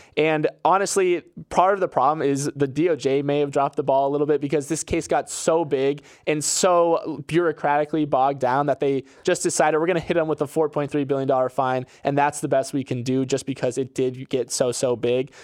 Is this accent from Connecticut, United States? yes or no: no; Florida, United States; born or raised there